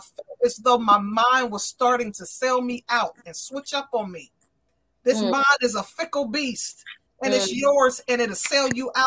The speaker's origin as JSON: {"language": "English", "town": "Aliquippa", "region": "Pennsylvania", "country": "United States", "tie": "born or raised there", "moved": "yes", "lives_now": "Williamsport, United States", "said": "I am from the city of Aliquippa, Pennsylvania. That's my hometown."}